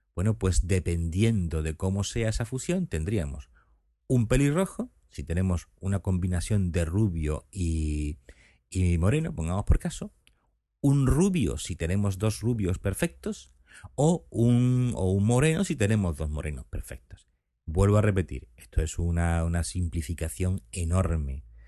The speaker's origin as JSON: {"language": "Spanish", "town": "Seville", "region": "Andalusia", "country": "Spain", "moved": "as an adult", "lives_now": "Cádiz, Spain", "said": "los sevillanos, como es mi caso"}